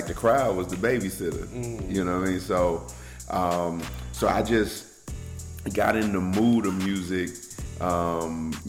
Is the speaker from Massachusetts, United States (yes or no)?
no; Chicago, Illinois, United States; moved away as an adult; I'm from Chicago, Illinois. South side to the fullest.